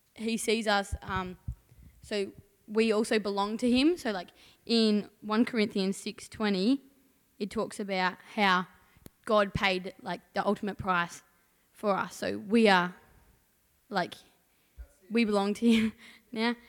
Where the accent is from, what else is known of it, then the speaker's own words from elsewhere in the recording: Port Lincoln, South Australia, Australia; also born or lived in Mount Barker; from Port Lincoln. Born in Mount Barker.